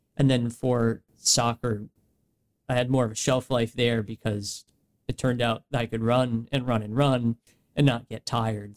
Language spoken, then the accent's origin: English; West Greenwich, Rhode Island, United States; Myself growing up, being raised in West Greenwich, born in Rhode Island.